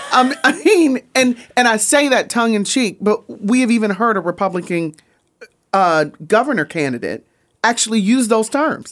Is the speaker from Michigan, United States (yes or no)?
yes; Grand Rapids, Michigan, United States; moved away as an adult; also born or lived in Memphis, Tennessee; I'm from Grand Rapids, Michigan